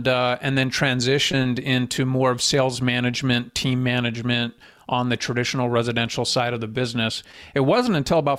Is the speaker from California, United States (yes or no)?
no; Phoenix, Arizona, United States; now in Utah, United States; I was born and raised in Phoenix, Arizona, and had some connections in Utah.